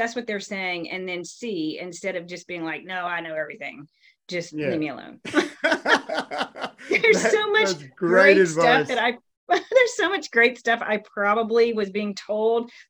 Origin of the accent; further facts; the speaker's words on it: the South, United States; I grew up in the South, where you're supposed to be very humble and don't brag